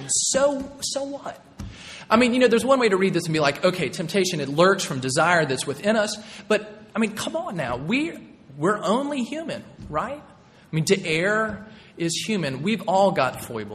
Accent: Nashville, Tennessee, United States; moved away; also born or lived in North Carolina; I grew up in Middle Tennessee, in Nashville, Tennessee

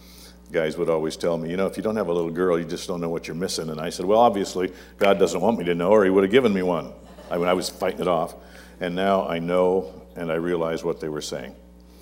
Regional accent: Yakima, Washington, United States; also born or lived in Cle Elum, Washington; I had a pastor growing up in Yakima

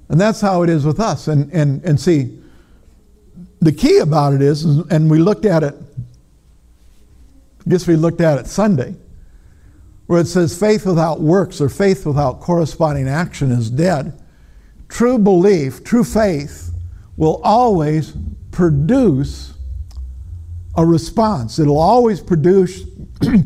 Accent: Minnesota, United States; I'm from Minnesota

